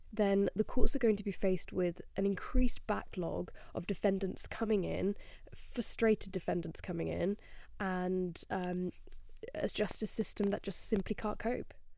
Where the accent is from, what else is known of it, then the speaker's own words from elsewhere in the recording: Spain; moved away; I grew up in Spain